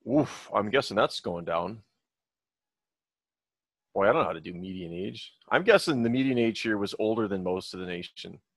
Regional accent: Minnesota, United States; moved away; I grew up in Minnesota

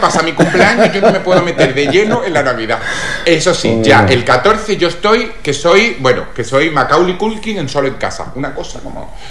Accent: Málaga, Andalusia, Spain; soy actor malagueño

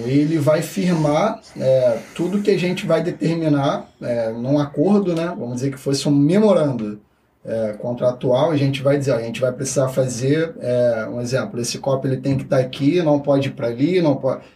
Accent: Rio de Janeiro, Brazil; eu vim da Vila Kennedy

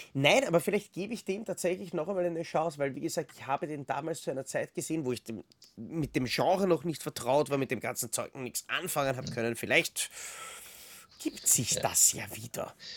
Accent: Austria; bei uns in Österreich

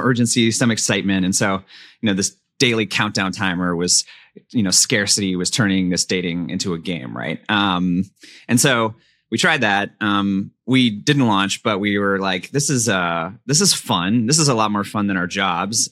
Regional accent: Pasadena, California, United States; Pasadena, California, Southern California suburb

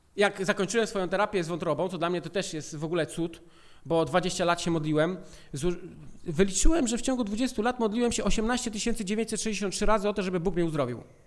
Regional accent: Poland; urodziliśmy się w Polsce

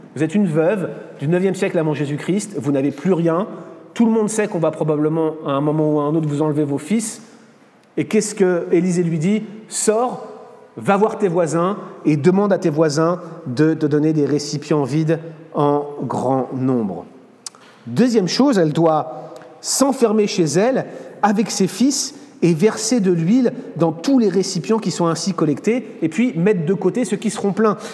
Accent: France; moved away as an adult; also born or lived in United States; je venais en tant que Français pour étudier la parole de Dieu

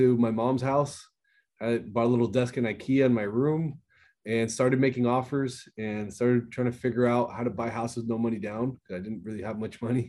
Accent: Miami, Florida, United States; born and raised in Miami, Florida

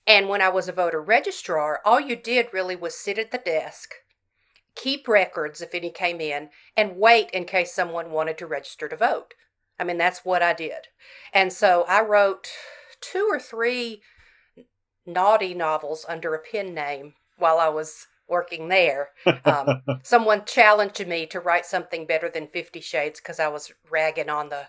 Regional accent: Southern United States, United States; You know, you can only write so much as a Southerner without bringing in some redneck.

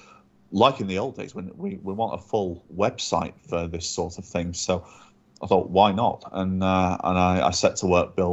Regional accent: Chester, North West England, United Kingdom; moved away as an adult; now in Manchester, United Kingdom; I grew up in Chester, not all that far from Manchester, and then moved to Manchester when I was 18, and I still live just a stone's throw from there now.

